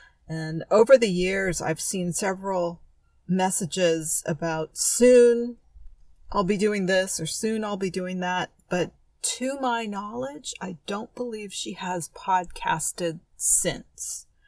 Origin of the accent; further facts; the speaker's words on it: San Francisco, California, United States; also born or lived in Oakland; I am from San Francisco